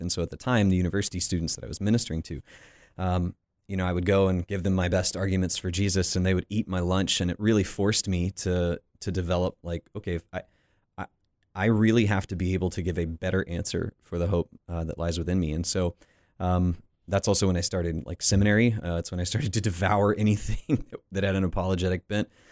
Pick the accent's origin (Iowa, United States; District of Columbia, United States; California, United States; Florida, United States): Florida, United States; Panama City Beach; I grew up in Panama City Beach, Florida